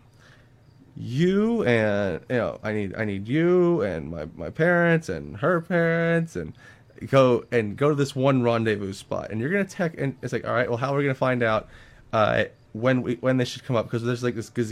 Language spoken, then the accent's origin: English; the North, United States; now in North Carolina, United States; I'm a Northerner